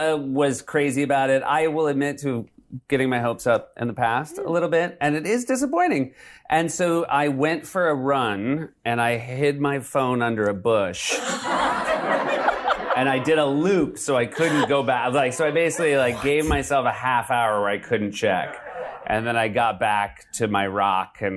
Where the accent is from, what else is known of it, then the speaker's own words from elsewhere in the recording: Bedford, New Hampshire, United States; also born or lived in Evanston, Illinois / Michigan / Manchester, New Hampshire; Michigan and then mostly in New Hampshire